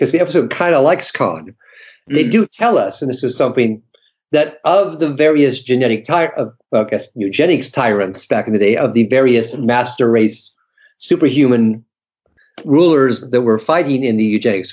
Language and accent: English; United States; I'm speaking as an American